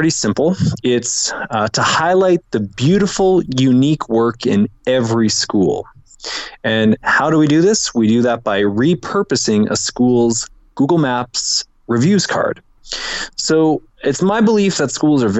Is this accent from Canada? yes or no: yes; Canada; moved away as an adult; now in Lima, Peru; I'm a Canadian expat. I've been down here for about 7 years